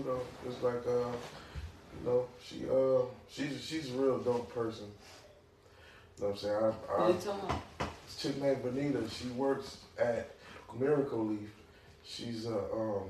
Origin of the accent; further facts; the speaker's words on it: Flint, Michigan, United States; I'm from Flint